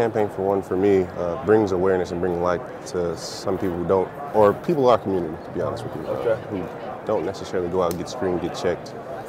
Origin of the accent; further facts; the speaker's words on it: Detroit, Michigan, United States; Born and raised in Detroit.